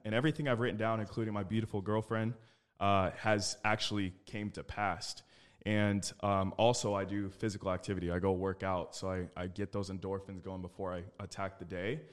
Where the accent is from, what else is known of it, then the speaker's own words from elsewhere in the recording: Phoenix, Arizona, United States; I was born and raised in Phoenix, Arizona.